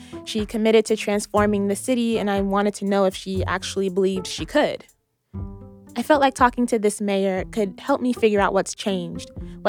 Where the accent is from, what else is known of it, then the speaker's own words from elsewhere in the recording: Tacoma, Washington, United States; my own experiences growing up in Tacoma and living here now.